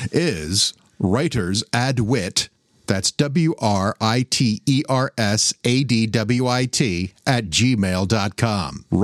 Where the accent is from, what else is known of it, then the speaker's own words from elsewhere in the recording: Philadelphia, Pennsylvania, United States; accent: Philadelphia; I was born in Philadelphia. I moved around a bit. And like a lot of people in Philadelphia, I watch a lot of uh, WHYY, which is our local NPR station.